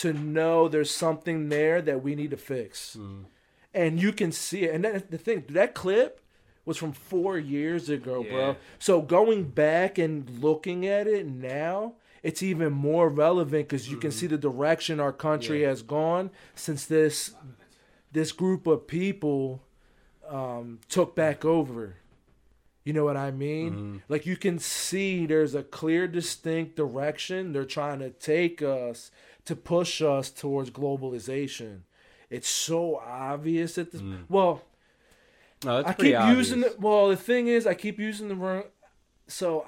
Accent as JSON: {"language": "English", "country": "United States", "said": "I'm American"}